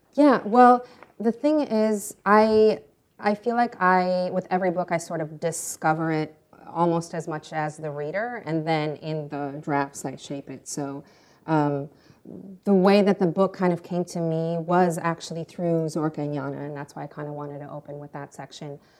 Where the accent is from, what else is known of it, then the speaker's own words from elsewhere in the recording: Ukraine; moved away; also born or lived in France / United States; I was born in Soviet Ukraine, which is now independent Ukraine.